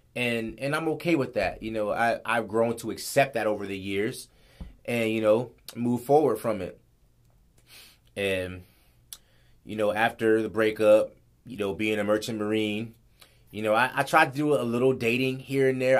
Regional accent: Los Angeles, California, United States; moved away as an adult; now in Guam; growing up in in LA, growing up in South Central, I wasn't around Asian people

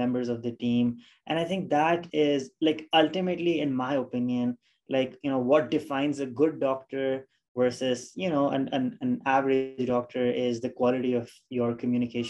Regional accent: Pakistan; moved away as an adult; now in United States; I am originally from Pakistan, and that's where I did my initial schooling, and that's where I did medical school from

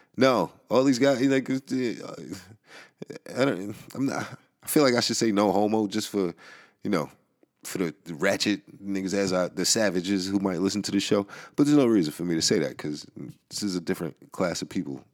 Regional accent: New York City, New York, United States; the Bronx. My hometown

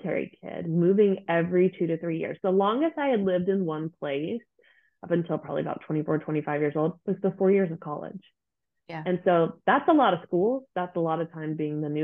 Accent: United States; moved away as an adult; now in Germany; I am an American living in Germany

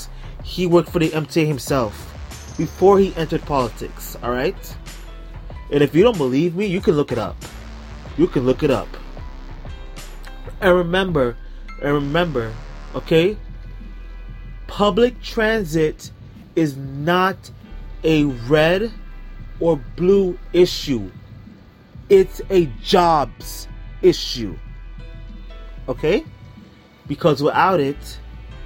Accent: New York City, New York, United States; As a New Yorker

